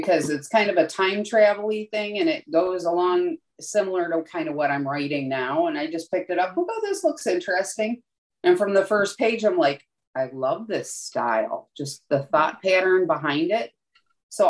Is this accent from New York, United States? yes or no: yes; Buffalo, New York, United States; moved away; I'm from Buffalo originally